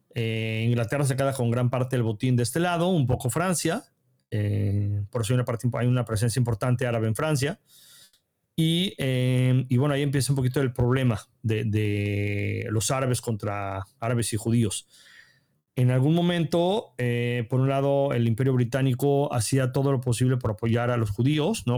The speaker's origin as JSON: {"language": "Spanish", "country": "Mexico", "moved": "yes", "lives_now": "Israel", "said": "como mexicano"}